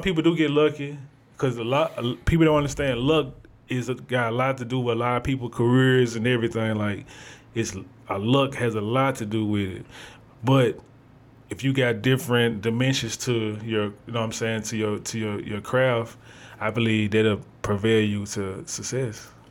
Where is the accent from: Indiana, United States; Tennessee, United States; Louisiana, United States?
Tennessee, United States; Memphis; I'm from Memphis, but I wasn't born in Memphis. I moved to Memphis in 2000